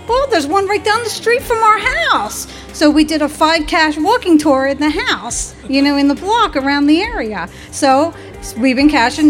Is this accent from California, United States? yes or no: no; Royersford, Pennsylvania, United States; I'm from Royersford, Pennsylvania.